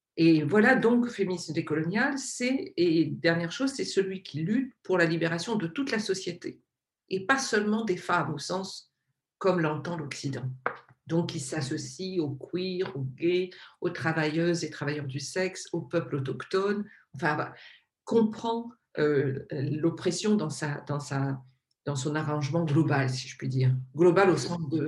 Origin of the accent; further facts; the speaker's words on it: Réunion; je suis donc de l'île de la Réunion, je suis réunionnaise